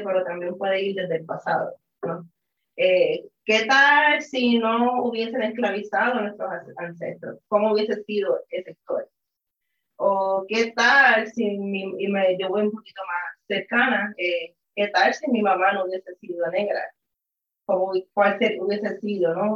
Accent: Puerto Rico; soy puertorriqueña

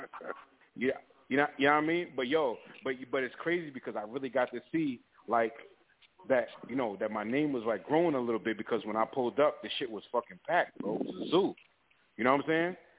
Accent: Riverhead, New York, United States; also born or lived in Long Island; I'm from Long Island. Um, I'm from Riverhead, you know, but I live all over Long Island

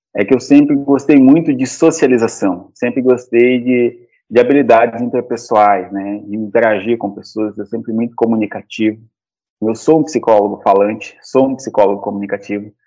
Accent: Cáceres, Mato Grosso, Brazil; Eu sou de Cáceres, natural de Cáceres

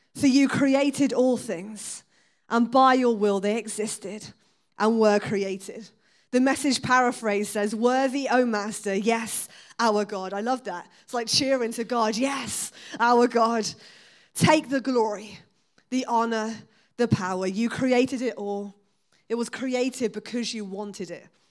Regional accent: Exeter, South West England, United Kingdom; I was born and raised in Exeter.

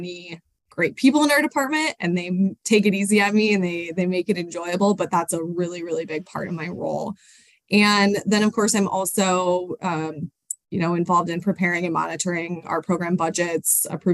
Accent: Colorado, United States; moved away as an adult; also born or lived in Sioux Falls, South Dakota / Midwest; now in St. Paul, United States; I'm originally from Colorado, but I moved to the Midwest.

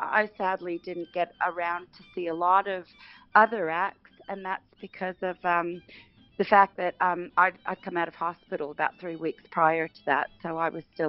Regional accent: Canada; also born or lived in England; I guess growing up in Canada, most of my life, and England.

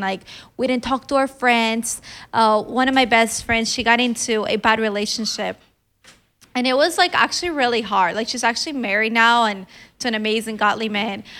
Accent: Colombia; I'm just from Colombia

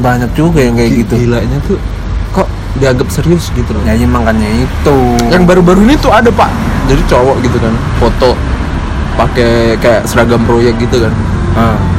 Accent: Blitar, East Java, Indonesia; now in Malang, Indonesia; gue orang Blitar

